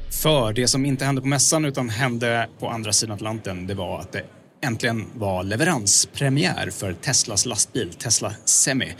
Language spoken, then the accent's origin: Swedish; Sweden; som svensk